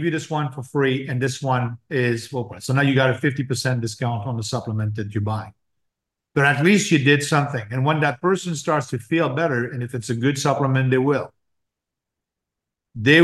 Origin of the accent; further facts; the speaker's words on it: France; growing up in France, my uncle was a doctor.